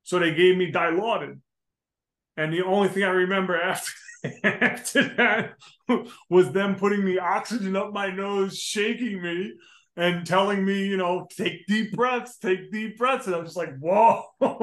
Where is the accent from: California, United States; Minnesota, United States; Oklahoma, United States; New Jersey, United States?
New Jersey, United States; I'm a knucklehead from New Jersey, man. I mean, you know, I grew up in the street